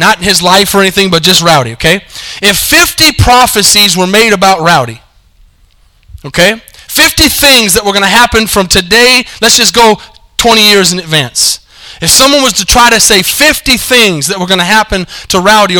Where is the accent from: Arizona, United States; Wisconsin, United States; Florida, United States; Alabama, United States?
Arizona, United States; now in Denton, United States; I'm from Arizona, and I'm a University of Arizona fan